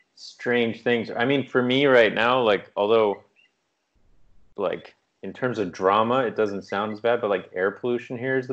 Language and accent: English; East Coast, United States; now in Canada; But my brain, growing up in the East Coast, I thought like a tree had fallen on the house.